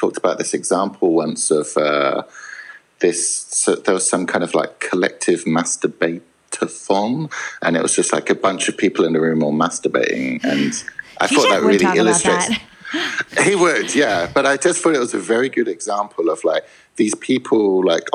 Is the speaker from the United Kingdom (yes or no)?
yes; England, United Kingdom; I am English